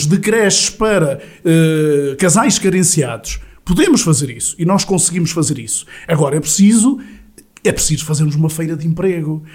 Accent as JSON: {"language": "Portuguese", "town": "Sátão", "region": "Centro", "country": "Portugal", "tie": "born or raised there", "said": "nasci no Sátão, cresci no Sátão"}